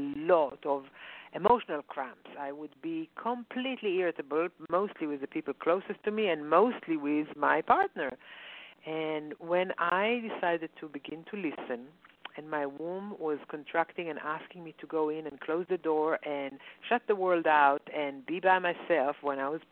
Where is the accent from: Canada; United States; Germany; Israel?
Israel; moved away; when I grew up in Israel